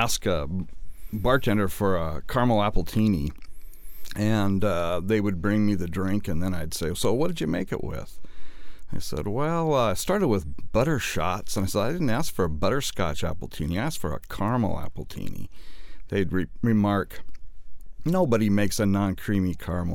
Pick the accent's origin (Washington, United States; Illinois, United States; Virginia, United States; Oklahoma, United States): Washington, United States; Pasco; also born or lived in Walla Walla, Washington; I was raised in Pasco, Washington. I moved to Walla Walla my junior high school and put in 38 years in Walla Walla.